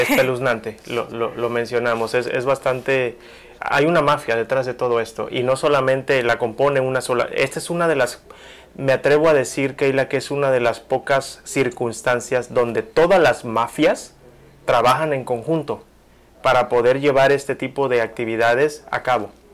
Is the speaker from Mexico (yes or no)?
yes; Mexico; soy orgullosamente mexicano